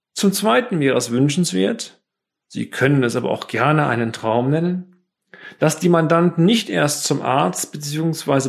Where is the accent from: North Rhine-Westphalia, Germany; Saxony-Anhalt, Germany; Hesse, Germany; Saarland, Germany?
North Rhine-Westphalia, Germany; Bonn; innerhalb der Freiwilligen Feuerwehr Bonn, meiner Heimatstadt